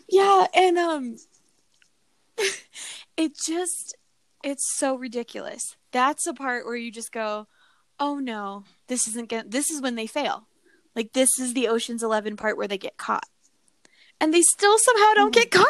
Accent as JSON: {"language": "English", "area": "near Fort Carson", "region": "Colorado", "country": "United States", "tie": "born or raised there", "said": "I grew up near Fort Carson."}